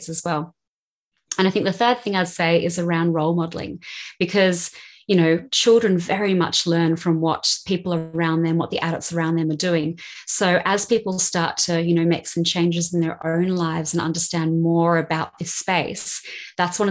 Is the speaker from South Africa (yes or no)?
no; Australia; moved away as an adult; also born or lived in Sydney; now in London, United Kingdom; growing up in Australia